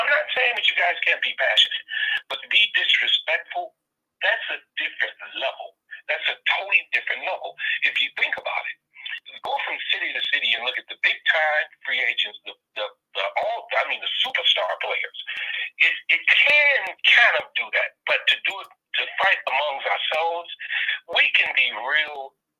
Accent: Gary, Indiana, United States; now in Dallas, United States; I'm originally from Gary, Indiana. I'm right next door to Chicago.

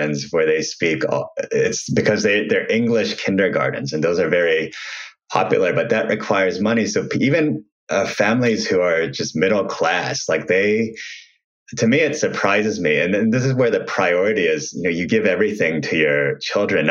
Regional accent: Ohio, United States; I grew up in Ohio

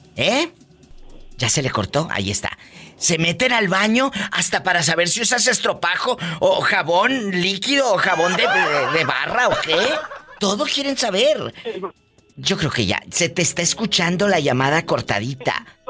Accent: Matamoros, Tamaulipas, Mexico; mi tierra es Matamoros, Tamaulipas

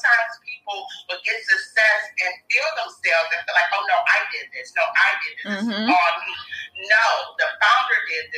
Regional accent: Detroit, Michigan, United States; moved away; I'm from Detroit, Michigan

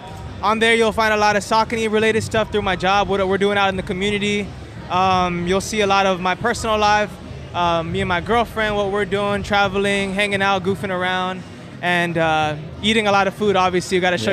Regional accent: Houston, Texas, United States; I'm from Houston

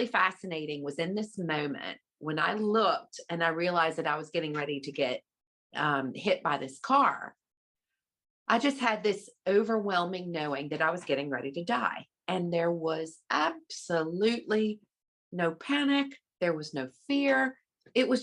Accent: Virginia, United States; I grew up in the Bible Belt in Virginia, and I was a preacher's daughter

